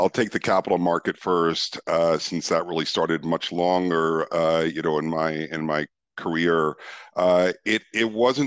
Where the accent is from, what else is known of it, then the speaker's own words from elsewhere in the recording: New York, United States; moved away as an adult; also born or lived in Amsterdam, Netherlands; I was born and raised in New York.